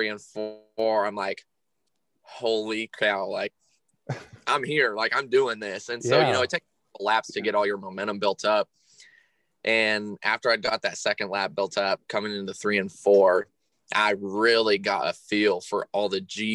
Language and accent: English; Burlington, Iowa, United States; I am 22 years old and I am from Burlington, Iowa.